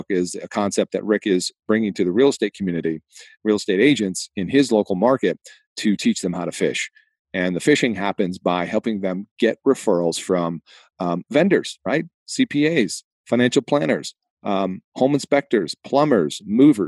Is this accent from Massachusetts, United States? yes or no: yes; Boston, Massachusetts, United States; accent: Boston; moved away; my hometown of Boston, Massachusetts.